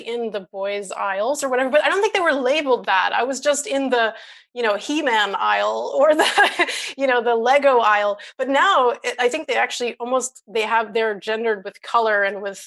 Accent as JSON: {"language": "English", "country": "United States", "tie": "born or raised there", "also_born_or_lived": "Brazil / East Timor / Portugal / Mozambique", "moved": "as an adult", "lives_now": "United Kingdom", "said": "growing up in the States"}